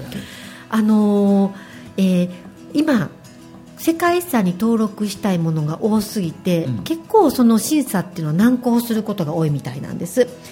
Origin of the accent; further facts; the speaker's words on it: Shiga, Japan; 実家滋賀県のですね、うん、あのー、中学校の周りにはいくつか古墳ありましたね